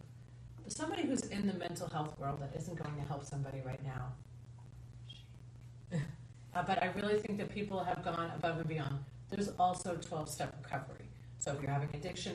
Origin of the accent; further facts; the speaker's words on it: Long Island, New York, United States; I grew up in Long Island, New York.